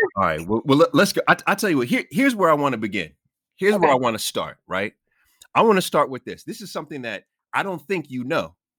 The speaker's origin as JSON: {"language": "English", "town": "New York City", "region": "New York", "country": "United States", "tie": "born or raised there", "said": "I was born in Jamaica, Queens"}